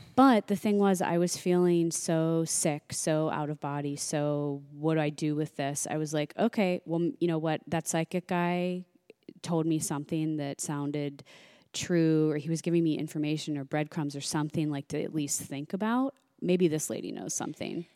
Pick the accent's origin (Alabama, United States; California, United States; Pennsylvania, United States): Pennsylvania, United States; Pittsburgh; moved away as an adult; also born or lived in New York; now in Los Angeles, United States; I'm originally from Pennsylvania